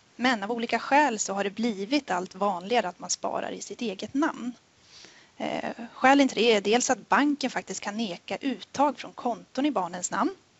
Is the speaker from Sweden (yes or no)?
yes; Sundsvall, Västernorrland County, Sweden; moved away as an adult; now in Jönköping, Sweden; jag började i Nordea 2015 uppe i Sundsvall där jag kommer ifrån